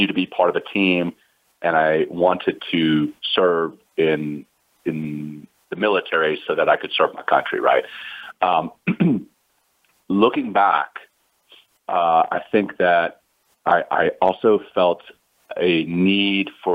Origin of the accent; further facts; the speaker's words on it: Ruston, Louisiana, United States; moved away as an adult; also born or lived in South Africa; I grew up in Louisiana